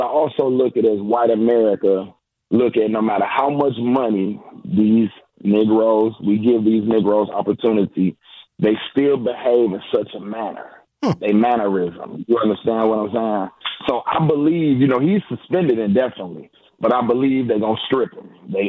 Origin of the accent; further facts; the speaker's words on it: United States; I'm an American.